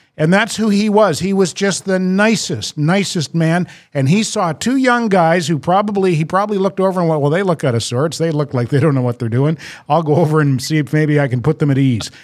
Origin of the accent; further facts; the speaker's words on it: New Brunswick, Canada; accent: maritime R's; moved away as an adult; also born or lived in Toronto; now in Montreal, Canada; I'm from New Brunswick and I haven't lived there for, I, I moved away 30, 30, 44 years ago